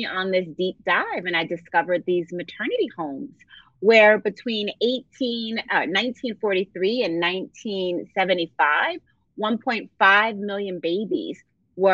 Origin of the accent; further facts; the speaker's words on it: Philadelphia, Pennsylvania, United States; I grew up in Philadelphia